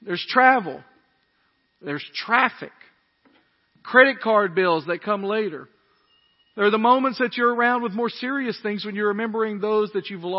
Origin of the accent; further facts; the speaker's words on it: near Rowellen, Tennessee, United States; also born or lived in Dyersburg, Tennessee; I grew up just outside of Rowellen, Tennessee